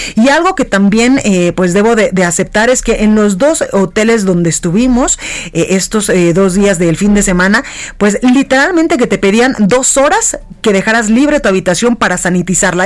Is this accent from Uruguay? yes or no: no; Mexico; no podemos ingresar como mexicanos